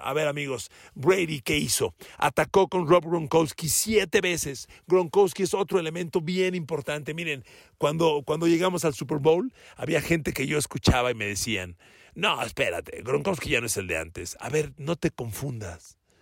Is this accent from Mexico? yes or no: yes; Mexico